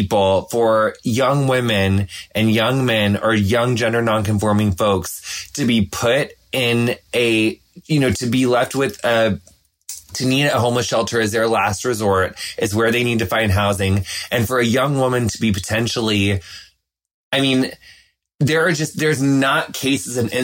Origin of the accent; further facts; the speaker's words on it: across the river from Hannibal, Missouri, Illinois, United States; moved away; It's like right on the Mississippi River, across the river from Hannibal, Missouri.